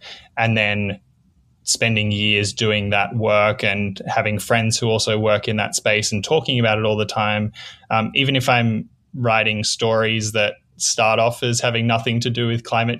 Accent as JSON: {"language": "English", "country": "Australia", "tie": "born or raised there", "said": "Growing up in Australia was you know, a lot of the stereotypes are true and a lot of them aren't. I moved around a lot as a kid, a lot around on the different parts of the East Coast."}